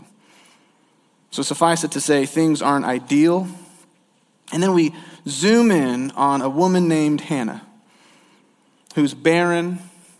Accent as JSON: {"language": "English", "town": "St. Louis", "region": "Missouri", "country": "United States", "tie": "born or raised there", "moved": "yes", "said": "I actually lived in St. Louis. That's what I consider my hometown"}